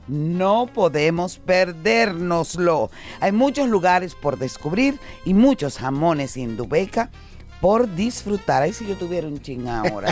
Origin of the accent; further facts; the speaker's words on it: Dominican Republic; tú eres una muestra de lo que somos realmente los dominicanos